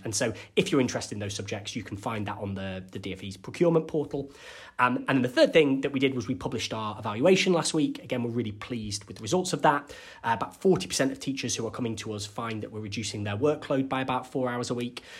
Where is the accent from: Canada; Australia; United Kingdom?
United Kingdom; Cumbria, North West England; I'm from Cumbria, and we have lots of very small rural primary schools